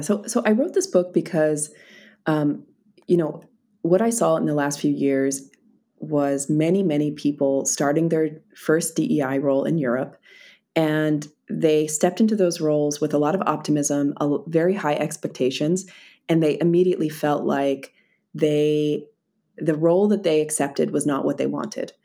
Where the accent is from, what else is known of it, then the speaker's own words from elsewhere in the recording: Philadelphia, Pennsylvania, United States; moved away as an adult; now in Berlin, Germany; I have been living in, uh, in Berlin for the last six, six years, but I'm originally from Philadelphia.